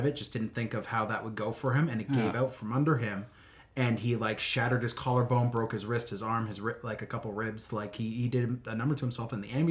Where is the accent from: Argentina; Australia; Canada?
Canada; Alberta; I'm from Alberta. Yeah. My dad was a farmer there.